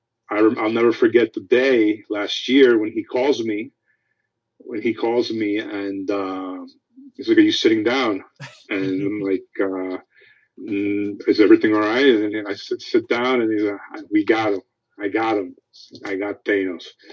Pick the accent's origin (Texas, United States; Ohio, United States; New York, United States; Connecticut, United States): New York, United States; New York City; now in Los Angeles, United States; I'm from Queens too. I'm from Flushing